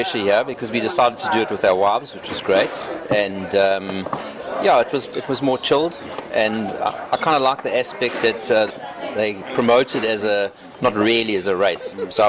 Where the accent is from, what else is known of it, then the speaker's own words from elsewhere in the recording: Pietermaritzburg, KwaZulu-Natal, South Africa; I'm from Pietermaritzburg.